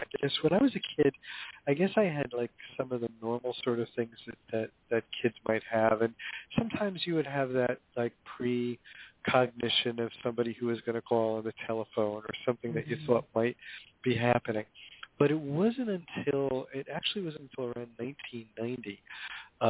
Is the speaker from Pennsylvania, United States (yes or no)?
no; Hoboken, New Jersey, United States; I grew up in Hoboken, New Jersey, back in the days when it was a kind of traditional blue-collar town